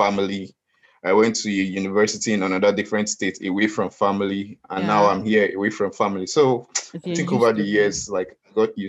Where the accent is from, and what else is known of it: Nigeria; now in Australia